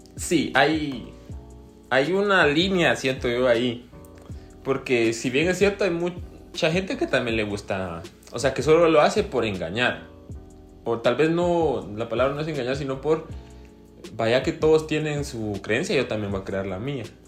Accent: Guatemala; como somos guatemaltecos

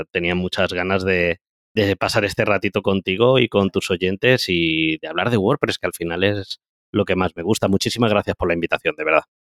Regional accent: Andalusia, Spain; also born or lived in Valencia; yo realmente soy andaluz, ¿de acuerdo? Eh, lo que pasa que, bueno, andaluz, vamos a decir verdades, yo realmente nací en Valencia, ¿ok?

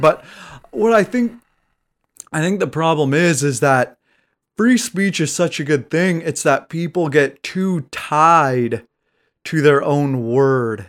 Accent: United States

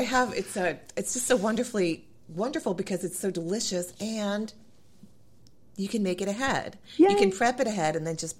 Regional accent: New England, United States; also born or lived in Charleston; And I grew up in New England and lived in Charleston forever.

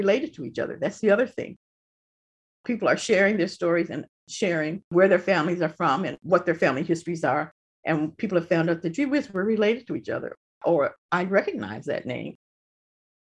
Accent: Detroit, Michigan, United States; now in Ypsilanti, United States; I was born in Detroit, you know, and a majority of my family lives in Detroit

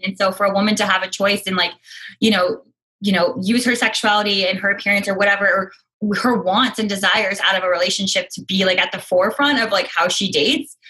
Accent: the Northwest, Pacific Northwest, United States; I grew up in the Northwest

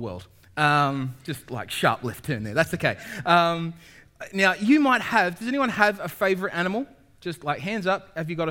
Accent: Sydney, New South Wales, Australia; now in New Zealand; I'm from North Sydney. I'm from a place called Castle Hill. That's my mountain. Toongabie is the river that I grew up alongside.

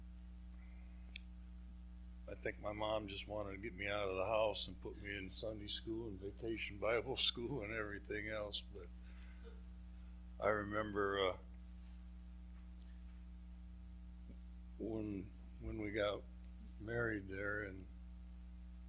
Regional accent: Michigan, United States; also born or lived in Vicksburg, Michigan / Galien, Michigan / Three Oaks, Michigan; I was born in Vicksburg, Michigan, and I was baptized as an infant

